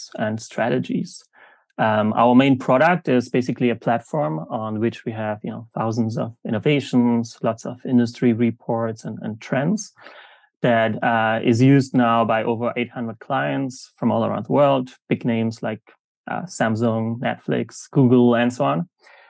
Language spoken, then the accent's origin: English; Germany; moved away; also born or lived in South Africa / Jakarta, Indonesia; I'm originally from Germany